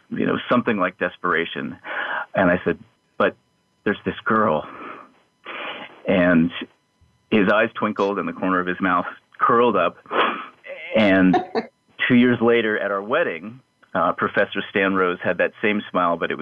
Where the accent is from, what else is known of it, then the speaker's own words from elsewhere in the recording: the Rockies, Rocky Mountains, United States; now in Austin, United States; we love growing up in the Rockies